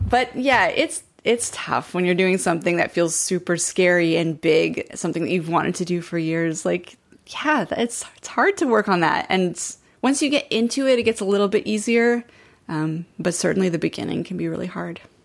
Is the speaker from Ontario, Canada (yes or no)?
no; Montreal, Quebec, Canada; moved away; I grew up in Montreal